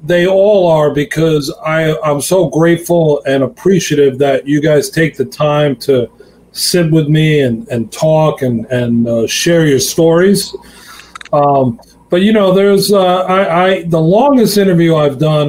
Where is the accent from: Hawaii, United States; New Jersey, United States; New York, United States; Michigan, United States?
New York, United States; Long Island; here in Long Island, where I'm from.